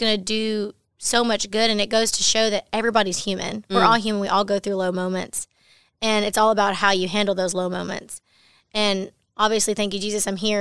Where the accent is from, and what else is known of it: Baytown, Texas, United States; born or raised there